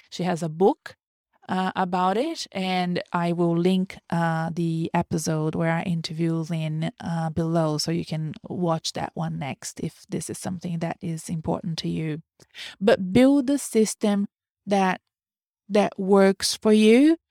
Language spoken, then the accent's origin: English; Brazil; first language Portuguese; English is a second language; moved away